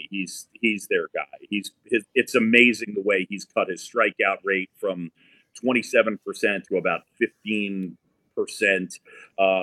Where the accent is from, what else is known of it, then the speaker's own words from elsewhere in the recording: New York City, New York, United States; I grew up in New York City on Roosevelt Island.